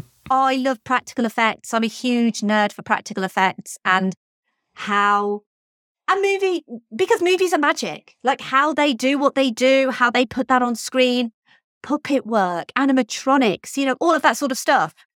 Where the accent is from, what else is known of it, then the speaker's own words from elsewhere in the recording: United Kingdom; I'm British.